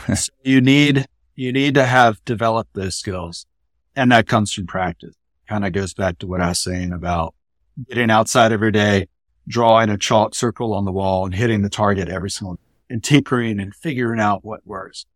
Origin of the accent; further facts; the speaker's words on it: Columbia, South Carolina, United States; I was born in Columbia, South Carolina in nineteen seventy-four, so my childhood spanned the eighties and early nineties